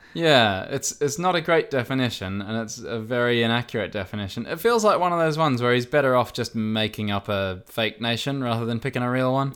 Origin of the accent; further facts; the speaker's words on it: Australia; I am Australian.